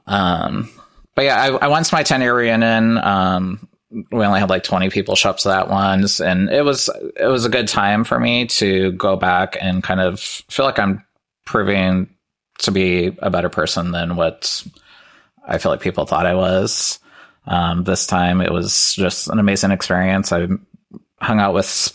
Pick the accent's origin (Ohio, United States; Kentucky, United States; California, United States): Ohio, United States; Lima; moved away as an adult; I don't live in Lima anymore, which is where I'm from. So about 2 hours away.